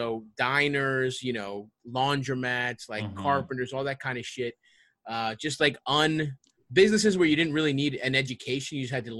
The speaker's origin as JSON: {"language": "English", "town": "Baltimore", "region": "Maryland", "country": "United States", "tie": "born or raised there", "moved": "as an adult", "said": "I grew up in Southeast Baltimore, Greektown. Yeah, I grew up there, went to city schools, the whole thing. And I basically lived in Baltimore the whole time until I moved."}